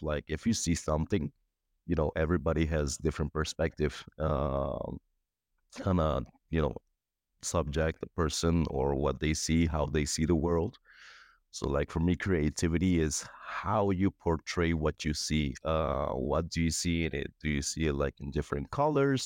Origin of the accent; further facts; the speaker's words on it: Cuba; also born or lived in Aruba; now in Bulgaria; I'm from Cuba basically passed few through a few countries, lived in Aruba in the past